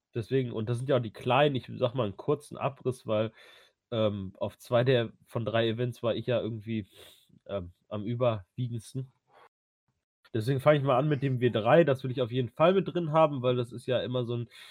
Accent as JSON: {"language": "German", "area": "Ruhr area", "region": "North Rhine-Westphalia", "country": "Germany", "said": "jetzt komme ich auch aus dem Ruhrgebiet"}